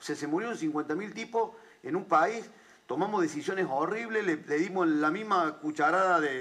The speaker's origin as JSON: {"language": "Spanish", "region": "Córdoba", "country": "Argentina", "said": "Yo vengo de la provincia de Córdoba"}